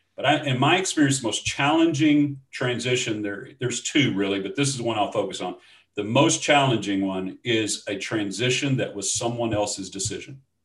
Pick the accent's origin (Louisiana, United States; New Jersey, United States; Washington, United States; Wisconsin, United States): Louisiana, United States; Shreveport; moved away as an adult; also born or lived in Dallas Fort Worth; now in East Texas, United States; I'm from Shreveport, Louisiana. That's where I was raised, and so is my wife